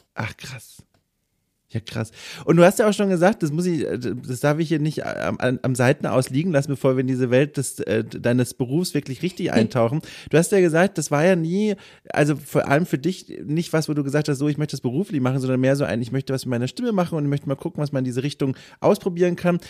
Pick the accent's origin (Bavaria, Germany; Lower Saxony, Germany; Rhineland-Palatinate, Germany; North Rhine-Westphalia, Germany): Bavaria, Germany; Franconia; accent: Franconian; now in Northern Germany; ich komme aus Franken und manchmal hört man das und dann äh, sind da schon so ein paar Dialektaltlasten mit dabei.